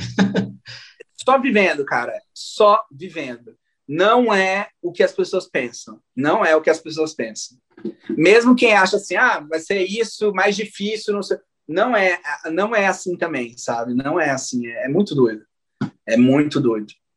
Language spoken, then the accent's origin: Portuguese; Maranhão, Brazil; nós dois somos maranhenses, e o melhor de tudo, somos da região de Tocantina, né? Do Maranhão